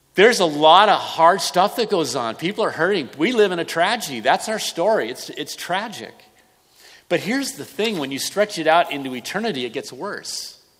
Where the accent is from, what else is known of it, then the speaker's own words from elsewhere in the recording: Southern California, United States; moved away as an adult; now in Santa Rosa, United States; I grew up in Southern California